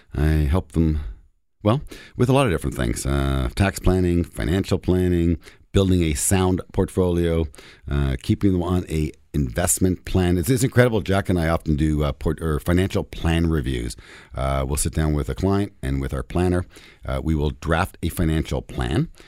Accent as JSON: {"language": "English", "town": "Toronto", "region": "Ontario", "country": "Canada", "tie": "born or raised there", "said": "I'm born and raised in Toronto"}